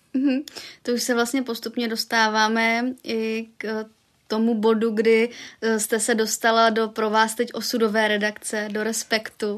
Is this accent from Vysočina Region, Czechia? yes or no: no; Brno, South Moravian Region, Czechia; já jsem taky z Brna